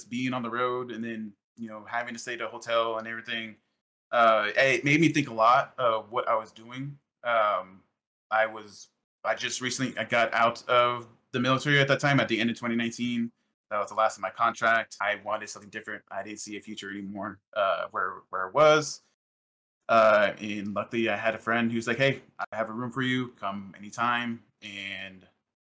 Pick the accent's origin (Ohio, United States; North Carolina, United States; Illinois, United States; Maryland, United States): Illinois, United States; also born or lived in Arizona; I'm from Illinois. I'm currently right now in Illinois, but I grew up in a very rural area, very small town